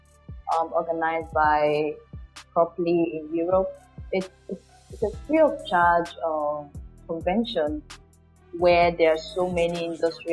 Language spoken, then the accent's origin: English; Nigeria; I'm a Nigerian